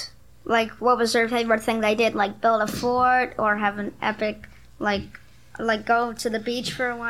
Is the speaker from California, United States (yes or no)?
no; Pennsylvania, United States; I'm here from Pennsylvania.